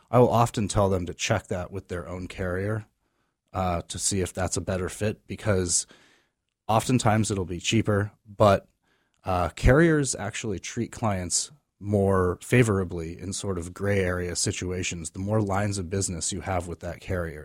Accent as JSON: {"language": "English", "region": "California", "country": "United States", "tie": "born or raised there", "also_born_or_lived": "Maryland", "moved": "as an adult", "lives_now": "Maine, United States", "said": "I am originally from California, grew up out"}